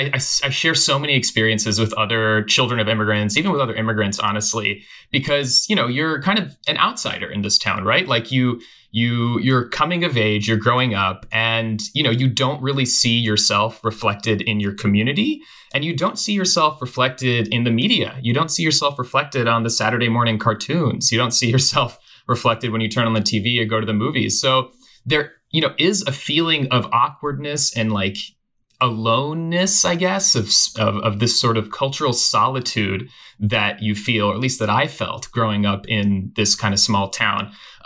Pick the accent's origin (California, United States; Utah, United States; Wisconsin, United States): California, United States; Los Gatos; So I was born and raised in Los Gatos, California. And largely white community, although that's changing now, but it was a small kind of white town. And we were among the few Iranian families